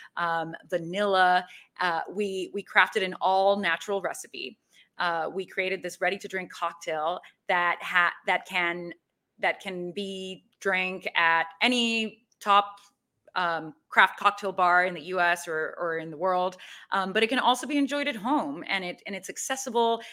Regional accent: Mexico City, Mexico; I am originally from Mexico City.

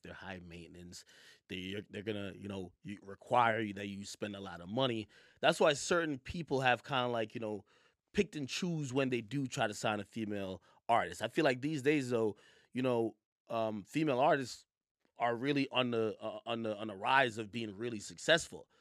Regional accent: Jamaica; now in New York, United States; was born in Jamaica, and I and I moved to New York

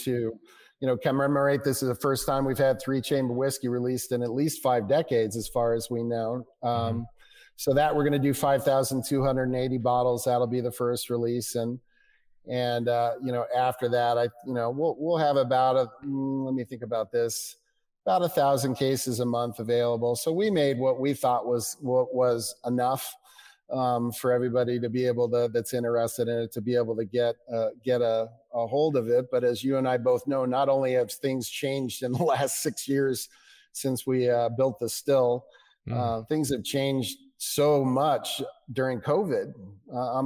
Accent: United States; as an American

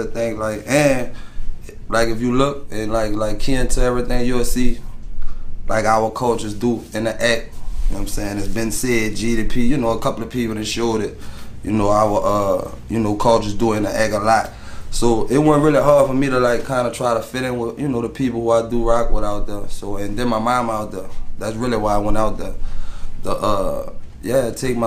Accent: New Orleans, Louisiana, United States; moved away; also born or lived in Detroit; I'm from Skyview, East Side, New Orleans East.

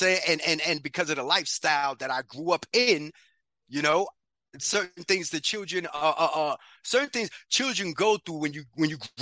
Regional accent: New York City, New York, United States; also born or lived in Bronx, New York; I grew up in Harlem, New York. Grant Projects

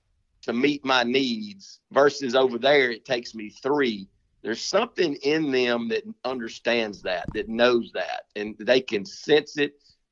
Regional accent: United States; I remember when I was a kid growing up in Panola County, my number one trick during bow season

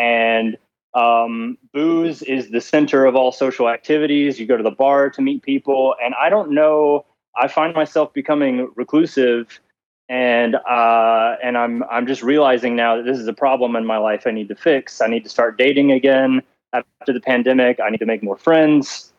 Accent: Alabama, United States; I'm from Alabama, and it's a really alcoholic state

